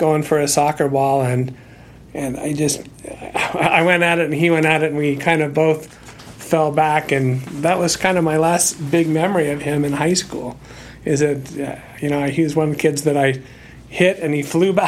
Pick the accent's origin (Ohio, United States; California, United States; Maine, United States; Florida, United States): California, United States; Chico; I grew up in Chico, California, and I attended public schools